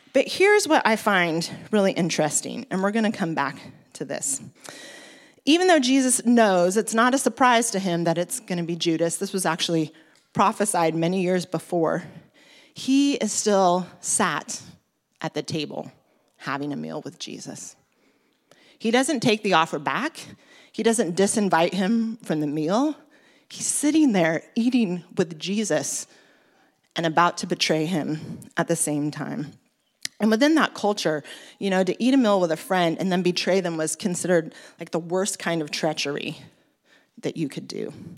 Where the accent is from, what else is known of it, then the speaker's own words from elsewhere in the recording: Oregon, United States; moved away as an adult; also born or lived in Bermondsey, London; now in London, United Kingdom; I'm originally from Oregon